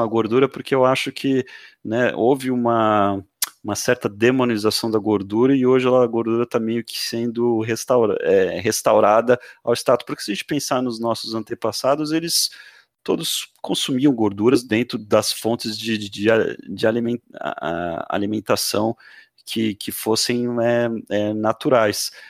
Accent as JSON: {"language": "Portuguese", "town": "Santos", "region": "São Paulo", "country": "Brazil", "moved": "yes", "lives_now": "Florianópolis, Brazil", "said": "Eu já morei um tempo em São Paulo, sou de Santos"}